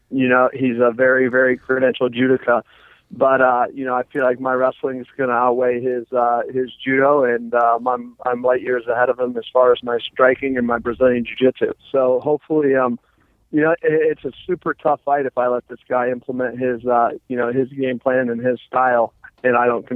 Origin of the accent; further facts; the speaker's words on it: Defiance, Ohio, United States; also born or lived in Cincinnati; I grew up in Defiance, Ohio, so it's north of Dayton.